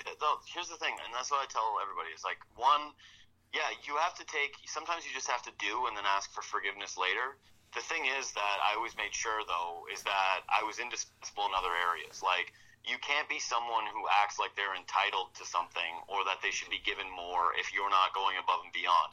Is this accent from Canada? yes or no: yes; Whitehorse, Yukon, Canada; moved away; I'm from Whitehorse, Yukon originally. I didn't really want to live in a small place again.